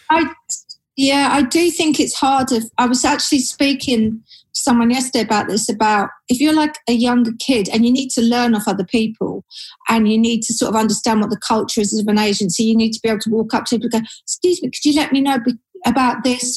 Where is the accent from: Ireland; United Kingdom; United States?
United Kingdom; Surrey, South East England; moved away as an adult; now in London, United Kingdom; I was born and bred in Surrey